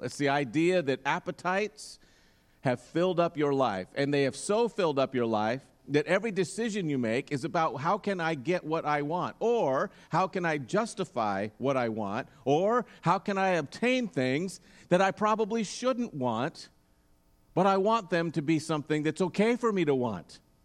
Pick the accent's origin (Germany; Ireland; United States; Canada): United States; Roseburg, Oregon; growing up in Roseburg